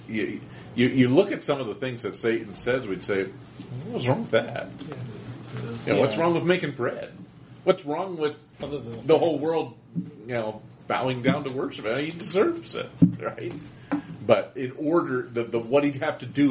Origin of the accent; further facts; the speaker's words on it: Pennsylvania, United States; growing up in Pennsylvania